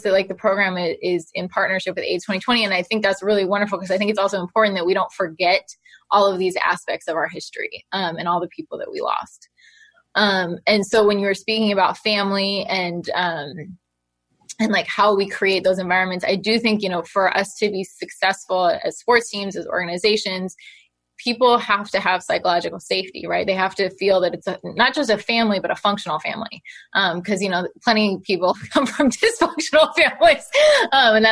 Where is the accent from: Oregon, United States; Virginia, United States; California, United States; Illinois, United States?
California, United States; Oakland; I grew up in Oakland in the Bay Area